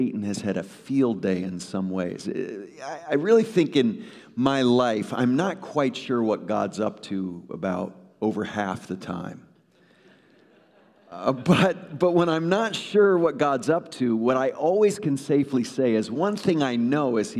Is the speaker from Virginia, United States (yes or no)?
no; Woodbridge, Connecticut, United States; moved away; I grew up in Trinity Evangelical Free Church of Woodbridge, Connecticut